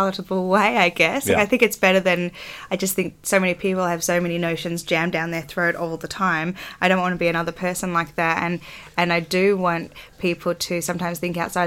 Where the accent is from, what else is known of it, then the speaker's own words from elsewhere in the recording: Australia; I am an Australian circus physical theatre performer